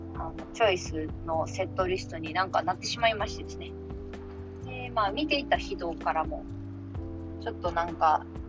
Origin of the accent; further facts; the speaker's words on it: Kansai, Japan; moved away; 私の地元の関西に